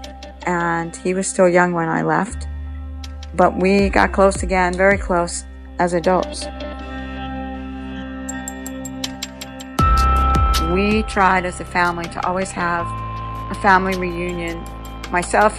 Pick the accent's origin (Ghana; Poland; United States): United States; Philadelphia, Pennsylvania; now in Florida, United States; We grew up in Philadelphia at Front and Cheltenham.